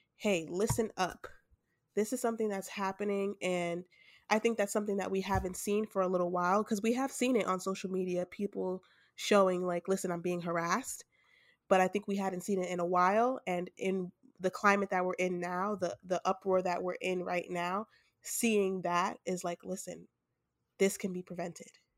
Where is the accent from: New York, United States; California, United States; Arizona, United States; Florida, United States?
New York, United States; we're from New York